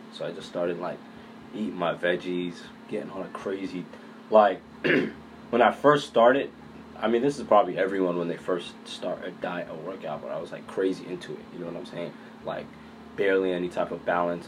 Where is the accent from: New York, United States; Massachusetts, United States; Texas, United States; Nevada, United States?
Massachusetts, United States; Boston; I grew up in Boston, uh, Mattapan